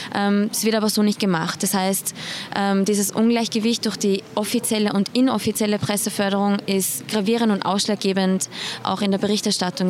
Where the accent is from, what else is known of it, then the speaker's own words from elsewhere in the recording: Iran; moved away; ich bin gebürtige Iranerin, also ich kann Farsi